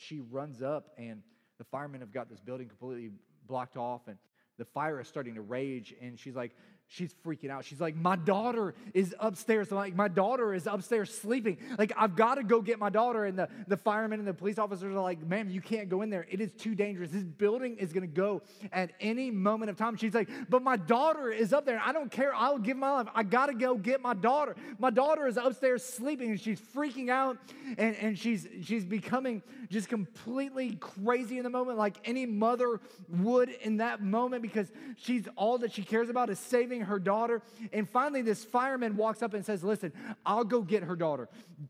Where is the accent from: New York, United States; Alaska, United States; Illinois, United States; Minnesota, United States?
Illinois, United States; Chicago; I'm originally from the Chicagoland area, even though I sound like I'm from South Carolina. The South Side of Chicago is pretty rough.